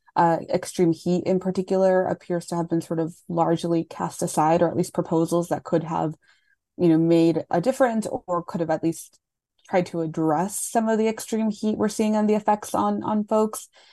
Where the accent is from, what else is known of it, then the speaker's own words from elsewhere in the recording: Laredo, Texas, United States; I grew up in Laredo